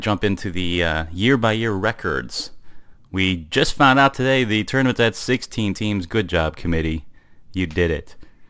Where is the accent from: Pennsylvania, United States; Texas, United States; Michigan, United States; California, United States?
Michigan, United States; And then there's a league in my home state, Bay City, mm-hmm, out of Michigan.